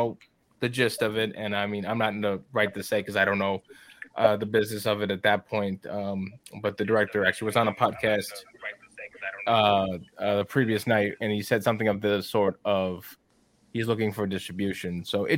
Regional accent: New York, United States; I just got it because I am from New York, so I had to have it.

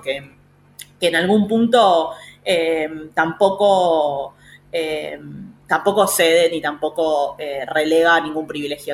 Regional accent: Pilar, Buenos Aires Province, Argentina; yo soy de Pilar

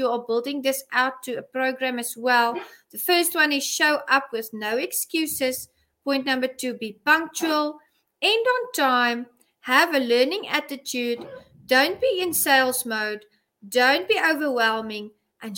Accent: South Africa; I'm a South African

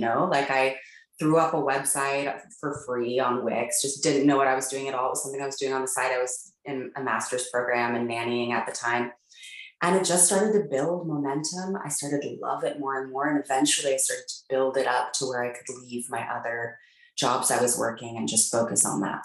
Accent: Palo Alto, California, United States; I grew up in Palo Alto, California

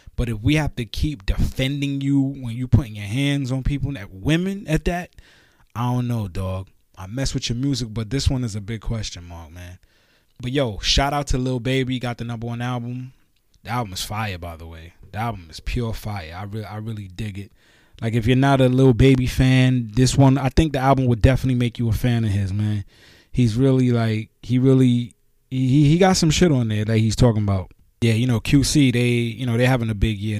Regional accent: New York City, New York, United States; also born or lived in Guyana; I'm Guyanese by birth, but I was raised in Brooklyn, New York

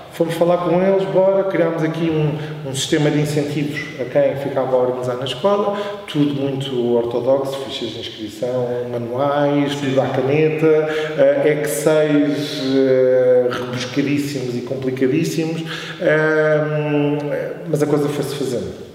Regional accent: Oeiras, Lisbon, Portugal; also born or lived in Coimbra; eu sempre morei aqui na linha

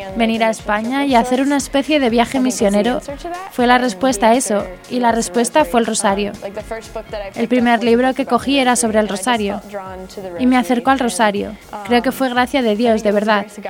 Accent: Arizona, United States; soy de Arizona

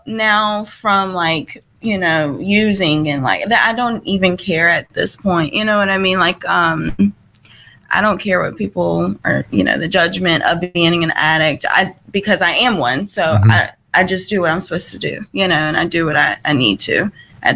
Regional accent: North Carolina, United States; moved away; I'm from North Carolina

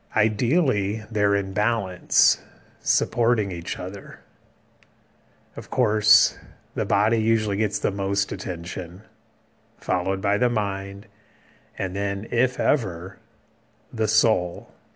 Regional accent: America's heartland, Midwest, United States; also born or lived in Taiwan; Growing up in America's heartland, it's no surprise I'm a Christian

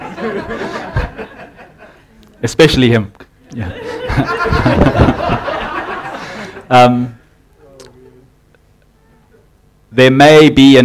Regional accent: South Africa; now in New Zealand; I'm from South Africa, and in South Africa we had a naming convention

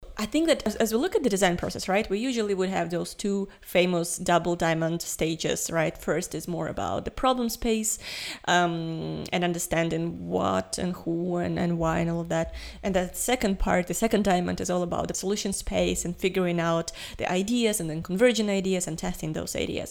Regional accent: Ukraine; I'm from Ukraine

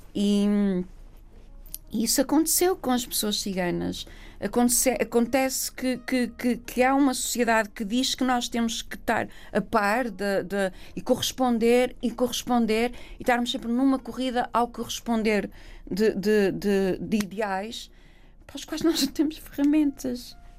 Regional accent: Vila Nova de Gaia, Porto District, Portugal; acabei por nascer no Porto e acabámos por ficar a viver lá. Cresci em Gaia

